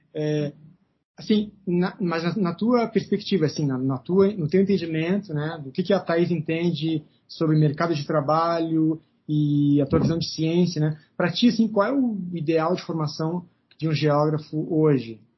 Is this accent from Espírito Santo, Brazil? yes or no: no; Pelotas, Rio Grande do Sul, Brazil; now in Brasília, Brazil; sou de Pelotas, né? Eu, sou, eu nasci lá